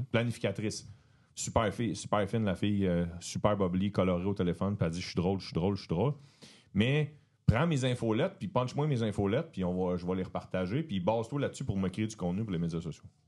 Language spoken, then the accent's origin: French; Beauharnois, Quebec, Canada; je viens de la rive de Montréal, un village, une ville qui s'appelle Beauharnois